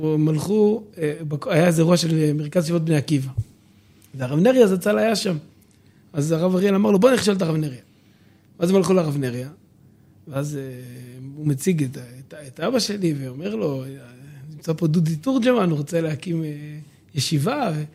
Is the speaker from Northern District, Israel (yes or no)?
no; Dimona, Southern District, Israel; born or raised there; also born or lived in Jerusalem